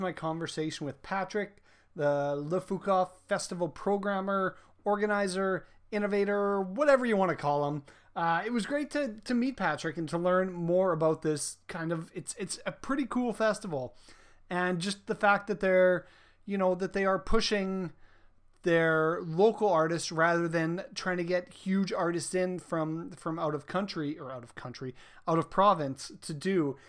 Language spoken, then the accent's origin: English; England, United Kingdom; I don't speak French. I am as English as it gets